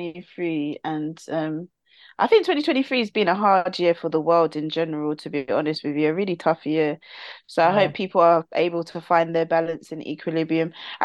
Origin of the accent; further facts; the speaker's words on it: London, United Kingdom; I'm from South. Yes.